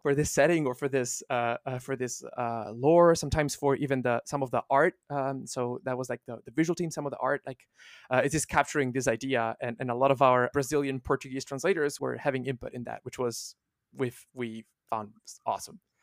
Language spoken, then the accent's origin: English; Italy; first language Italian; English is a second language; moved away; also born or lived in Finland; I'm not a, uh, native English speaker. I, uh, was born and raised in Italy, um, and I spent a big chunk of my life in Finland